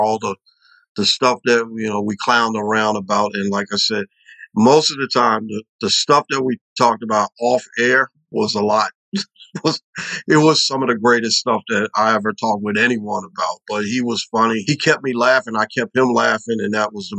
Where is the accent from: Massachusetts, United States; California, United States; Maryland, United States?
Maryland, United States; Baltimore; also born or lived in Los Angeles; I'm from Baltimore